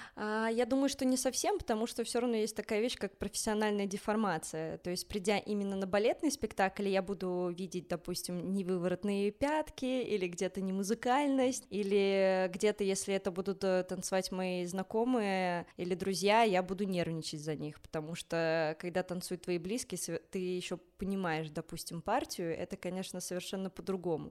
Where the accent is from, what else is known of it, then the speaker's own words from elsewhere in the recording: Minsk, Belarus; now in Moscow, Russia; я родилась э, в Минске, в Беларуси